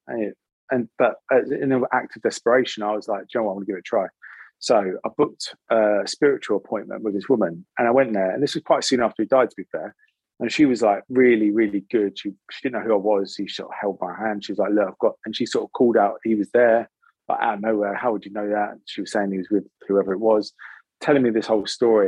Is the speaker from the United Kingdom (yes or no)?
yes; United Kingdom; born or raised there; also born or lived in Salt Lake City, Utah, United States